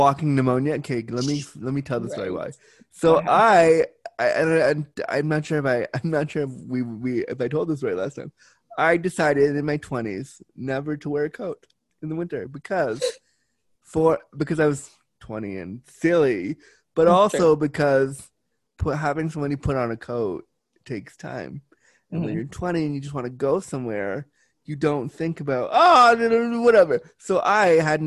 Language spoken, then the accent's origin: English; United States; now in Canada; I am an American living in Canada